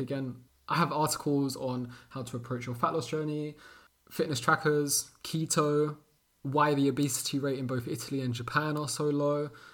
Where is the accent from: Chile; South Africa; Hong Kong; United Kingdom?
United Kingdom; London; born and raised in London, England, Portuguese parents